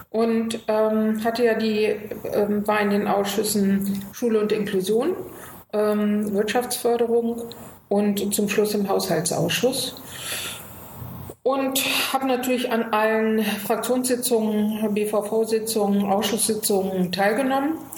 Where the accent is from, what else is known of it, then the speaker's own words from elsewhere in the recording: Göttingen, Lower Saxony, Germany; now in Berlin, Germany; Göttingen ist meine Heimat und Spandau ist mein Zuhause.